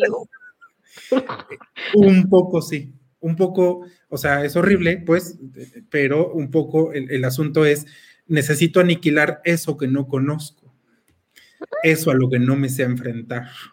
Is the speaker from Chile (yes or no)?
no; Mexico; tenemos nosotros como mexicanos este sincretismo